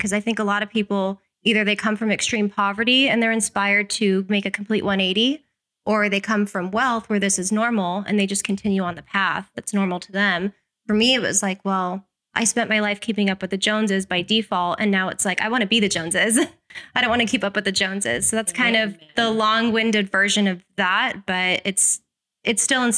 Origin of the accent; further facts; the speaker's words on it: Las Vegas, Nevada, United States; I was born and raised here in Las Vegas